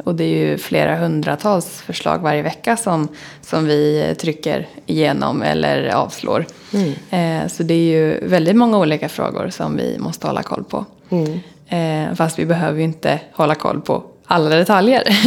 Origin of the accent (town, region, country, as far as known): Åtvidaberg, Östergötland, Sweden; moved away as an adult; now in Stockholm, Sweden